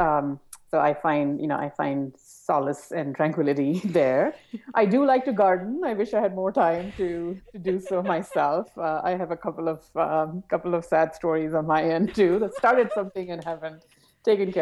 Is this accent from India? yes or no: yes; India; I grew up in India and worked